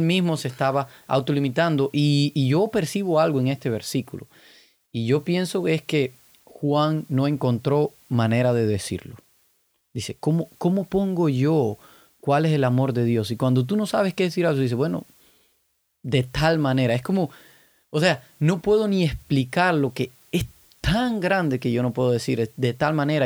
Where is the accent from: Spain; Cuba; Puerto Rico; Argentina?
Cuba; yo soy cubano